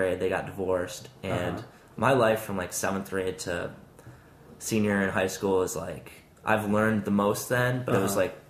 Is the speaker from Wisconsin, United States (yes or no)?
yes; Madison, Wisconsin, United States; moved away; But growing up in Madison was awesome. The only thing is, like, I still have friends who live there